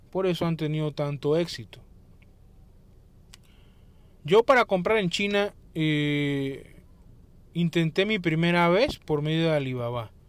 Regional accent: Panama; como por ejemplo aquí en mi país que tenemos la zona libre de Colón

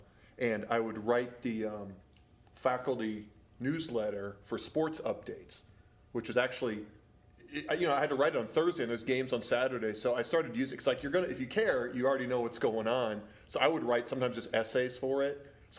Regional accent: Wisconsin, United States; Actually, southwestern, so it's not that far up. Southwestern Wisconsin.

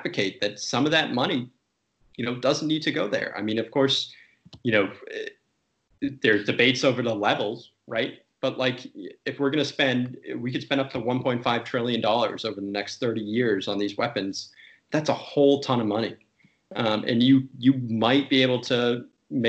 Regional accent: United States; as an American

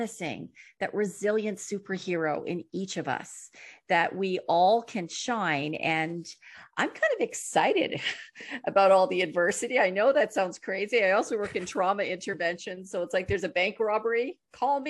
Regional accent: Ontario, Canada; I'm coming from Ontario in Canada. We mostly speak English.

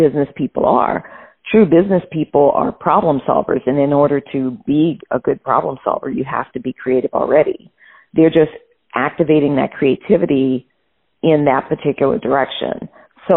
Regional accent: New Orleans, Louisiana, United States; I grew up in New Orleans, Louisiana

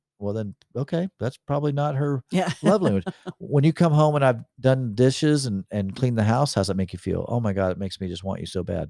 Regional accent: the South, United States; accent: Southern; I think it's when my Southern accent comes out a little bit.

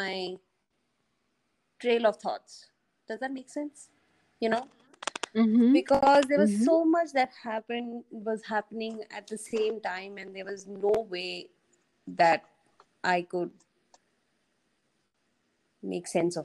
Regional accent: Bhutan; I grew up in Bhutan

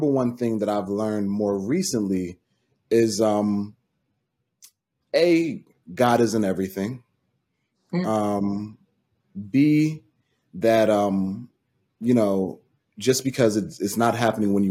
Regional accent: Franklin, United States; the town me and Nina are both from, shout out to Franklin

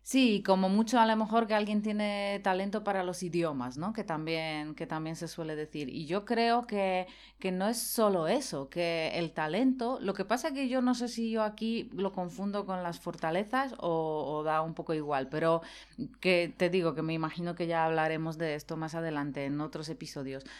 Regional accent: Poland; moved away; yo me crié en Polonia

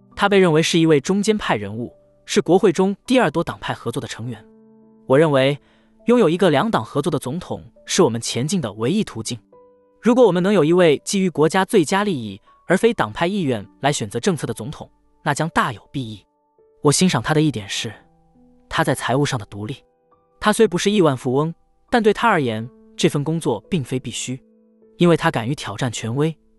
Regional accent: United States; 我们作为美国人

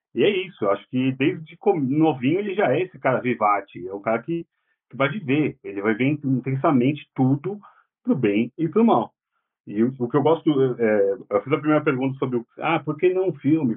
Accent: São Paulo, Brazil; Eu sou do Tatuapé, do lado da Penha

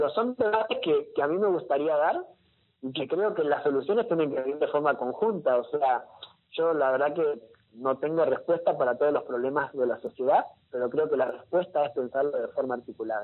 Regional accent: Argentina; como Argentina

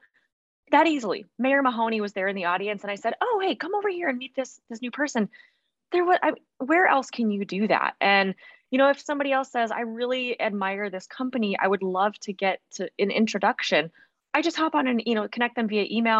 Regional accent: Fargo, North Dakota, United States; moved away as an adult; also born or lived in Montana; I grew up here. So I was born in Montana, but spent most of my life in Fargo

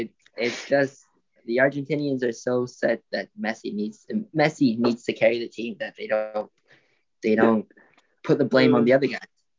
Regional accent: Colombia; I'm from Colombia

